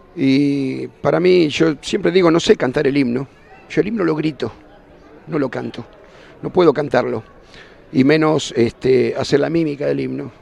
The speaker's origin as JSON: {"language": "Spanish", "country": "Argentina", "said": "soy tan argentino como cualquiera"}